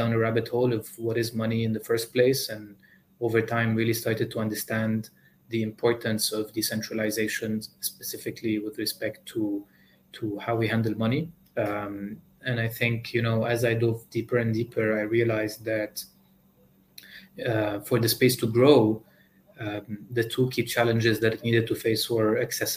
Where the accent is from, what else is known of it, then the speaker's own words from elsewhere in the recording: Lebanon; my home country in Lebanon